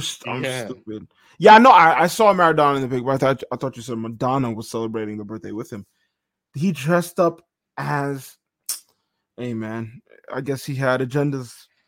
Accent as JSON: {"language": "English", "region": "New York", "country": "United States", "said": "being a New Yorker."}